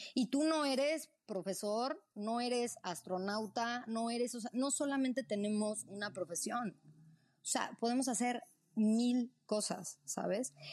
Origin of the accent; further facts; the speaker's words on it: Mexico City, Mexico; also born or lived in Morelia, Michoacán; Yo nací en Morelia, Michoacán, michoacana. Este, mm, y cuando tenía nueve años, eh, me fui con mis padres a, Ciudad de México. Pues ahí hice pues, todo, o sea, el resto de la primaria, secundaria, preparatoria